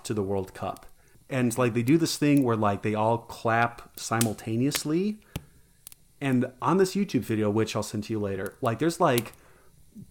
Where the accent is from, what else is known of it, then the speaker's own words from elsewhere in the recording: United States; I also love being an American and living in this nation.